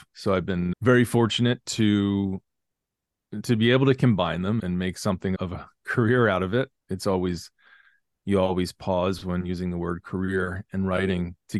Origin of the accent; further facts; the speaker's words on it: Philadelphia, Pennsylvania, United States; I grew up caddying outside Philadelphia at a club called Rolling Green.